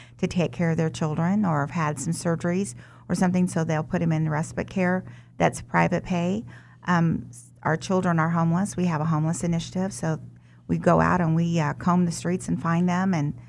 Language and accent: English; Wichita, Kansas, United States; also born or lived in Omaha, Nebraska; I was born in Omaha, Nebraska, but raised here in Wichita.